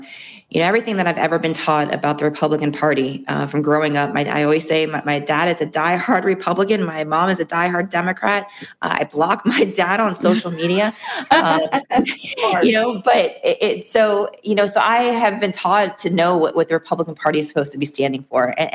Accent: Miami, Florida, United States; growing up in Miami, my back neighbors, friends that were Cuban

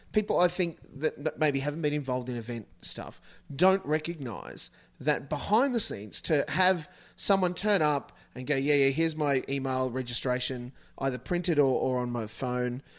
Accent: Australia; as an Australian

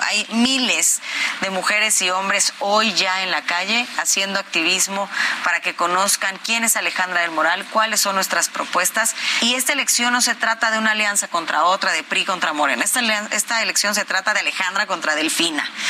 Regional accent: State of Mexico, Mexico; soy hija del Estado de México, nacida, crecida, sufrida

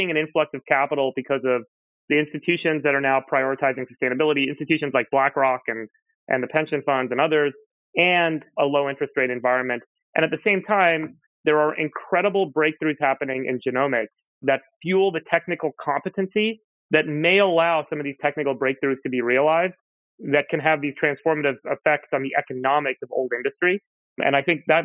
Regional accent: Southern California, United States; I grew up in Southern California

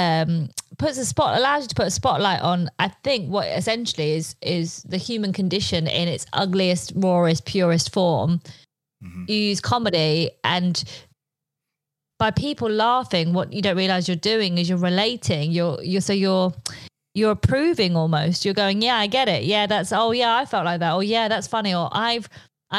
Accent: United Kingdom; first language Polish; English is a second language; Polish was my first language because I was born here, but both my parents spoke Polish to me. But then I went to school, I was like, I'm not Polish, I'm British.

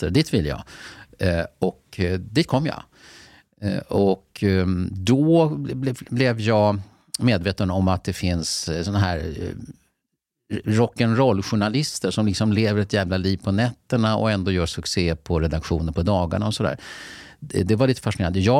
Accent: Mälardalen, Sweden; Men jag kom ju redan från Mälardalen så att det var inte så att man måste göra om helt och hållet.

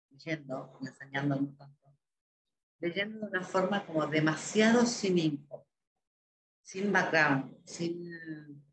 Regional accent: Spain; Yo soy español.

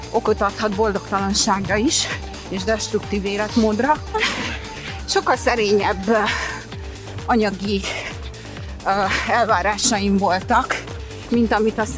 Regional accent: Brazil; born there; így alakult, hogy Brazíliába születtem, mert akkor ott élt, úgyhogy Úgyhogy igen, ott kezdtük

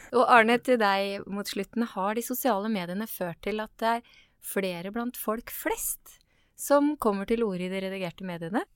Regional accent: Askim, Østfold, Norway; Jeg er fra Askim, jeg er fra Indre Østfold

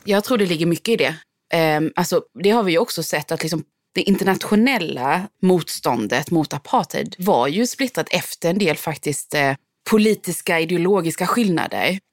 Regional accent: Sweden; moved away as an adult; now in South Africa; jag är svensk

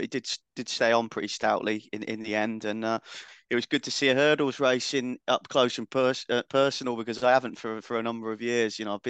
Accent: United Kingdom; So, but we'll barbecue in the rain. We're British. That's what we do.

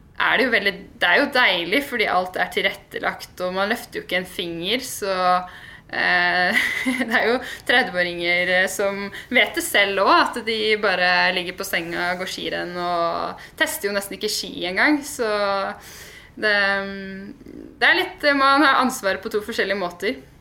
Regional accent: Nannestad, Akershus, Norway; sitter jeg jo faktisk hjemme på gården hos foreldrene mine, da, hvor jeg er oppvokst akkurat nå. Så jeg er fra Nannestad

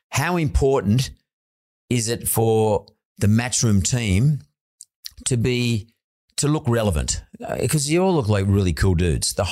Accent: Australia; For for me as an Aussie

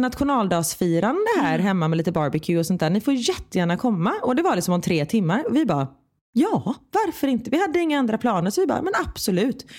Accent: Sweden; moved away as an adult; Hemma i Sverige

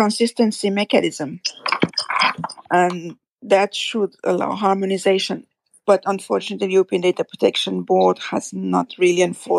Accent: France; accent: French; English is a second language; my French accent.

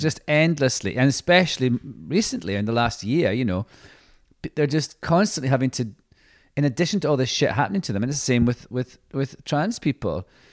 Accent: Scotland, United Kingdom; being Scottish

